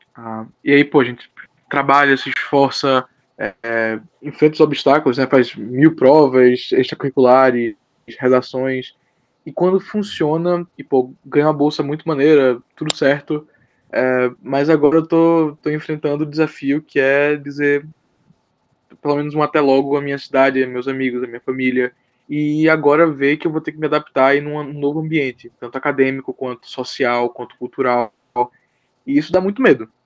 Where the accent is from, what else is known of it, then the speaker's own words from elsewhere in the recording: Recife, Pernambuco, Brazil; eu sou de Recife, Pernambuco, tenho 19 anos